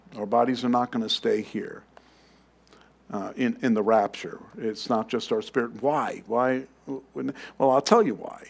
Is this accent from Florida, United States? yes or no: no; New York City, New York, United States; moved away; I come from New York. I'm from Queens